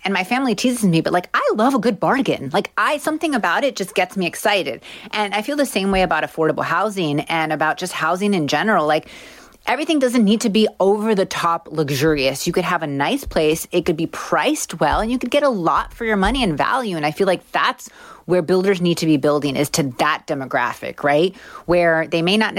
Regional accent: Miami, Florida, United States; I'm from Miami

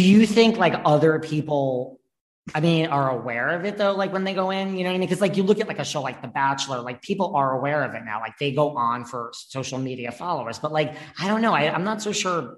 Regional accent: New York, United States; I'm from New York too, but I still live here

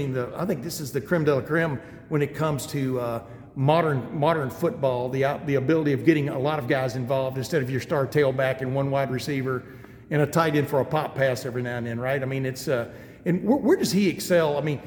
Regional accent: Alabama, United States; also born or lived in Texas; I grew up in Alabama and then Texas.

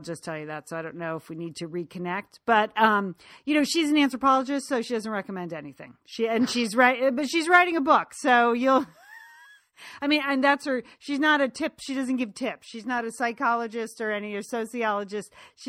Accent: Connecticut, United States; I am from Connecticut, and sometimes my mouth doesn't move in ways other people's mouth moves.

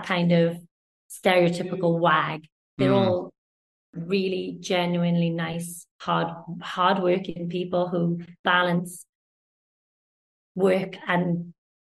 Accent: Wales, United Kingdom; also born or lived in London

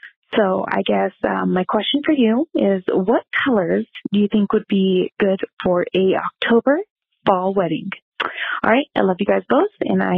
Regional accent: Nevada, United States; I'm from Nevada.

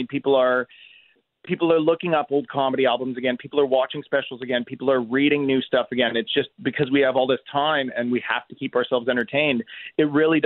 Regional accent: Canada

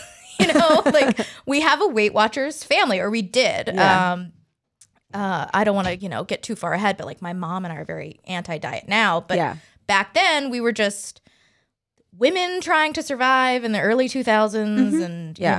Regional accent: the South, United States; I'm from the South too, so that's a big thing.

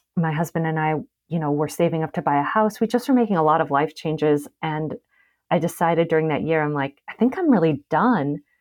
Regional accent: Las Vegas, Nevada, United States; moved away; also born or lived in Chicago; I'm from Vegas

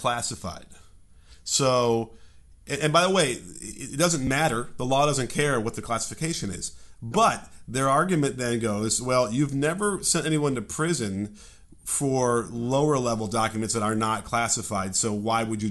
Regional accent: Chicago, Illinois, United States; accent: Chicago; now in California, United States; I'm from Chicago and that's how we do things there.

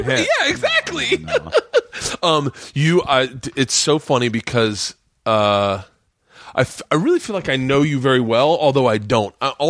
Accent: Tampa, Florida, United States

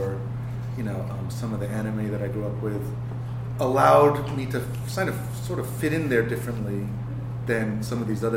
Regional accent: New York, United States; my upbringing in New York

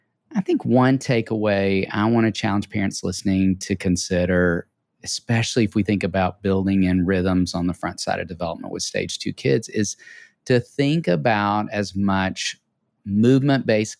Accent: Tennessee, United States; We are both from Tennessee.

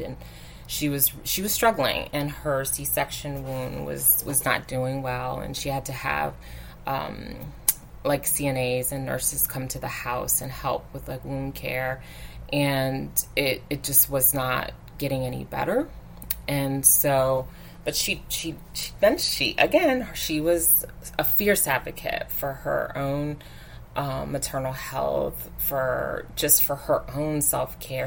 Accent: Virginia, United States; moved away as an adult; I'm from Virginia too

